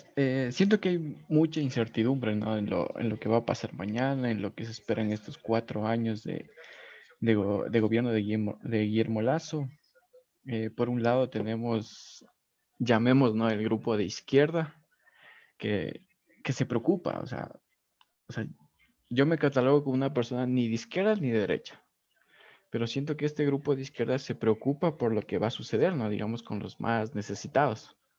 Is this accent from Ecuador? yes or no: yes; Ecuador; como ciudadano ecuatoriano, como persona eh, trabajador ¿no? de este país